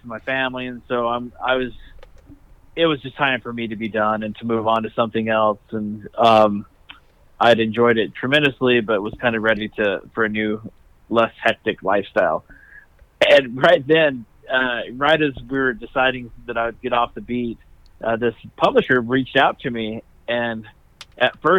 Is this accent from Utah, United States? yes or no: yes; Salt Lake City, Utah, United States; also born or lived in Kearns, Utah; I grew up in Salt Lake and out in Kearns